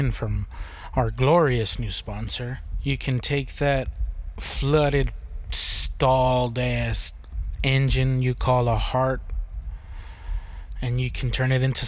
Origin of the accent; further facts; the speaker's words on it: United States; We're American